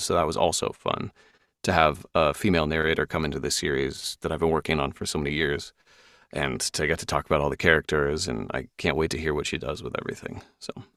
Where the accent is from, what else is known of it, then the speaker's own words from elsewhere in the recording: Seattle, Washington, United States; also born or lived in London; I'm from Seattle